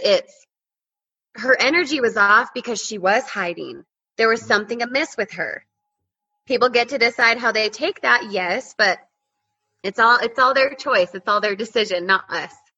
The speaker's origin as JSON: {"language": "English", "region": "Utah", "country": "United States", "tie": "born or raised there", "moved": "as an adult", "lives_now": "Colorado, United States", "said": "born and raised in Utah, recently moved to Colorado"}